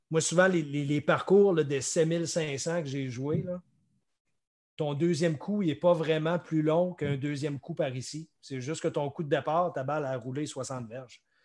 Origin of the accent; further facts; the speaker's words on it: Quebec, Canada; du Québec, ici, pro du Québec